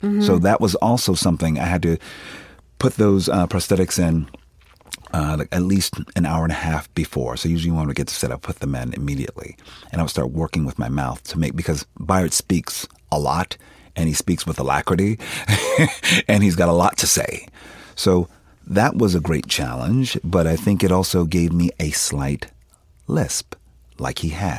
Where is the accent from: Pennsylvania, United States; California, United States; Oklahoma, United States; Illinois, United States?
Pennsylvania, United States; Philadelphia; I'm from Philadelphia. We don't sound like that.